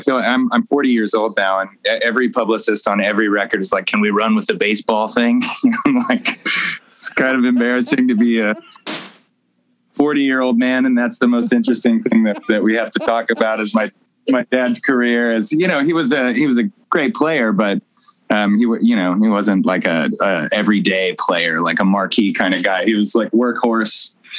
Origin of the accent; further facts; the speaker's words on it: Arlington, Texas, United States; also born or lived in Sacramento; No, I was born in Sacramento. {S0} Oh. {S1} And I moved to Arlington, Texas. My dad was a baseball player.